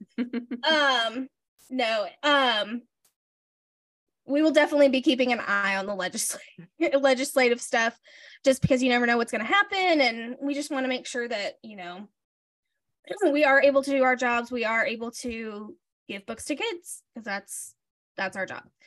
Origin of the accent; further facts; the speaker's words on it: Alabama, United States; moved away as an adult; now in Nashville, United States; I grew up in Alabama.